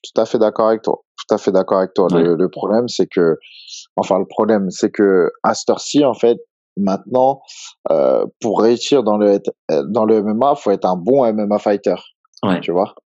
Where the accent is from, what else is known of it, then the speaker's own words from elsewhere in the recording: Évry-Courcouronnes, Île-de-France, France; j'ai grandi en fait à Évry-Courcouronne.